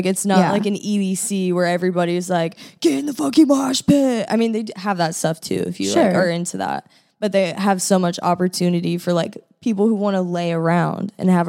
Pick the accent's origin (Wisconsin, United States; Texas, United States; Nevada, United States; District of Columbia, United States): Texas, United States; Austin; moved away; I'm from Austin.